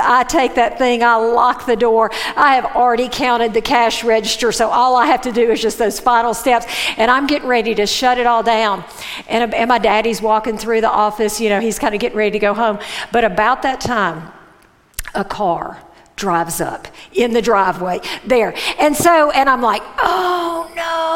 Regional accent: Mississippi, United States; I grew up in Mississippi

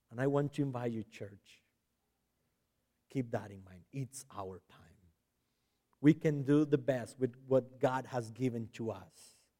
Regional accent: San José, Costa Rica; accent: Hispanic; first language Spanish; English is a second language; moved away; I was born and raised in Costa Rica, in San Jose.

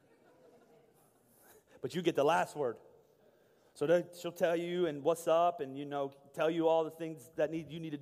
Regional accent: Boyertown, Pennsylvania, United States; also born or lived in Pittsburgh; I was born in Boyertown, or lived in Boyertown my whole life, born in Pittsburgh.

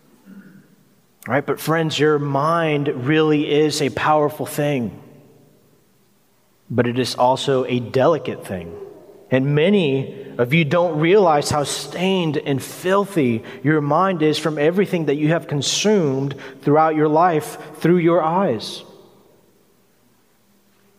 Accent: United States; us as American Christians

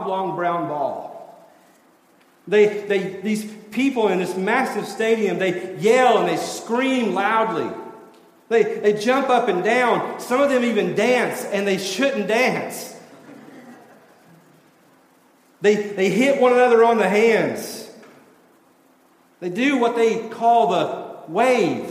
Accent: Tennessee, United States; moved away; I'm from Tennessee

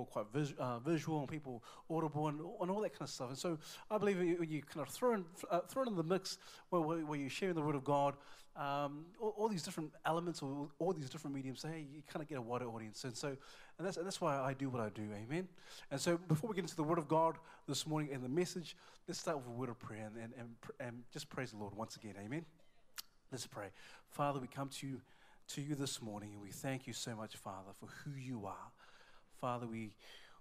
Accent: Auckland, New Zealand; I'm from Auckland, New Zealand

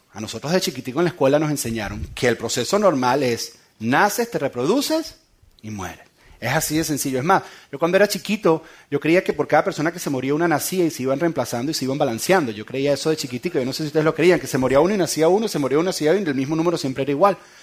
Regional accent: San Antonio de los Altos, Miranda, Venezuela; En San Antonio de los Altos, de donde yo soy

